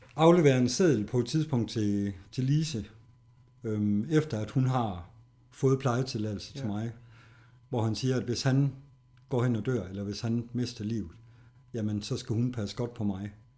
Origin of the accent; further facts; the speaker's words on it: Horsens, Central Denmark Region, Denmark; der er jeg her i Horsens